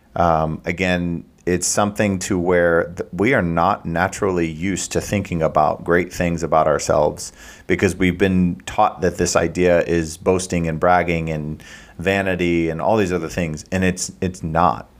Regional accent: Midwest, United States; I'm from the Midwest

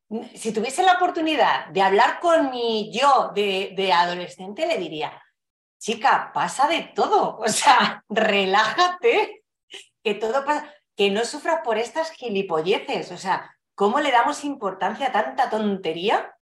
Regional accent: Fuenlabrada, Community of Madrid, Spain; haber vivido toda la vida en, en Fuenlabrada, en Madrid

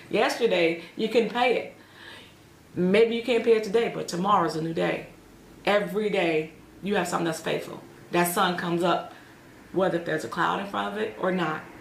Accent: Atlanta, Georgia, United States; now in Aurora, United States; That was the branch that I came from Atlanta, Georgia.

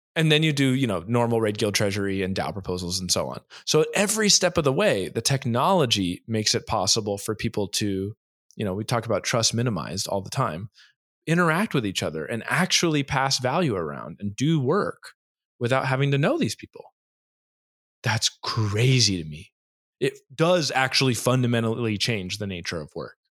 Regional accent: United States; moved away; also born or lived in Hawaii, United States / Orange County, California, United States / Boston, United States; I grew up in Hawaii

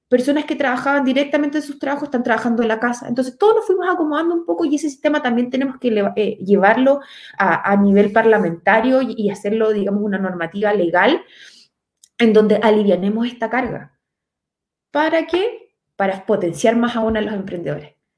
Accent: Los Ángeles, Biobío, Chile; Yo vivo actualmente en Los Ángeles, o sea, soy nacida y criada en Los Ángeles.

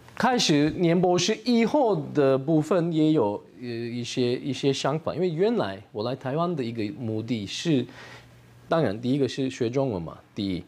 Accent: Turkey; Chinese is a second language; moved away as an adult; now in Taichung, Taiwan; 我是来自土耳其

